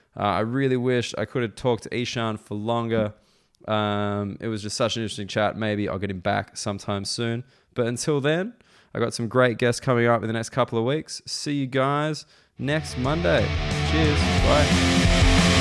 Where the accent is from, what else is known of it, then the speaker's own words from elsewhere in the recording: Australia; moved away as an adult; now in London, United Kingdom; I'm Australian